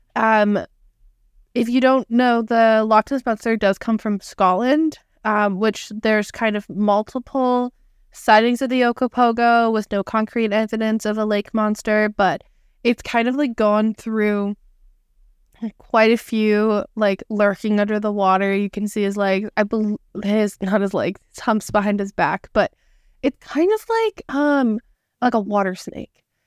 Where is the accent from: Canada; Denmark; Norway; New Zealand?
Canada; we are Canadian.